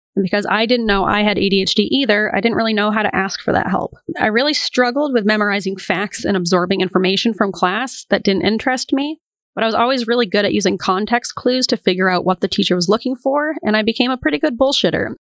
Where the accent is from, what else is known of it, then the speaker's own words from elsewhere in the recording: Portland, Maine, United States; I am from Portland, Maine, and I grew up next to a cemetery